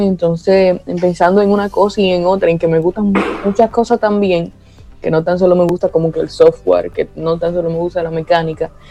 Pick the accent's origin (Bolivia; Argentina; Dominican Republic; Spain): Dominican Republic; Tenares, Hermanas Mirabal; soy de Tenares, Hermanas Mirabal